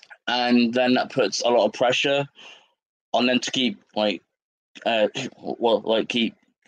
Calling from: East of England, United Kingdom; If you look at England on the map, and to the like to the very edge on the right, that's where I am.

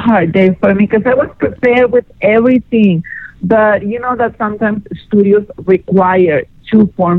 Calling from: Los Angeles, California, United States; Hey, gorgeous. … I'm calling from L.A.

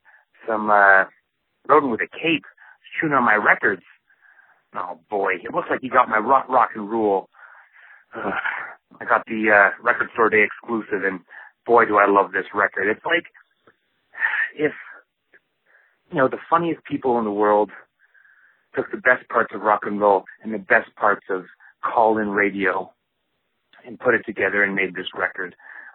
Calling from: Calgary, Alberta, Canada; I'm calling in from Calgary, Alberta, Canada.

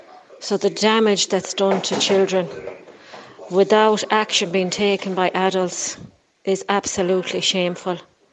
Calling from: Galway, Connacht, Ireland; I'm just calling from Galway.

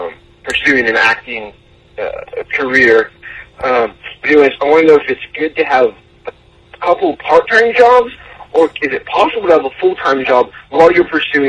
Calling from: Wichita, Kansas, United States; I'm calling you from Wichita, Kansas.

